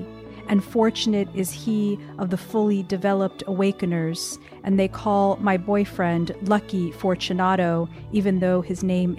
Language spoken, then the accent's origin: English; Paterson, New Jersey, United States; now in El Paso, United States; And I am originally from New Jersey, so not too far from where we're sitting right now. And that seems relevant to me. Paterson, New Jersey specifically